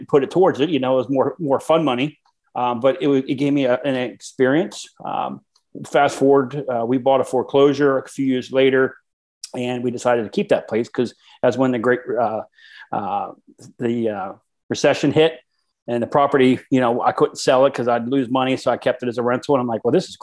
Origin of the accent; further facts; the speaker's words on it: South Central Pennsylvania, United States; I grew up in South Central PA